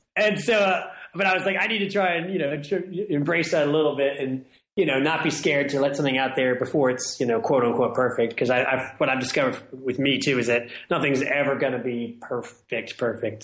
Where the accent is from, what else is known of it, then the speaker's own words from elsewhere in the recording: Washington, District of Columbia, United States; now in New Orleans, United States; I live in New Orleans. I grew up in Washington, D.C.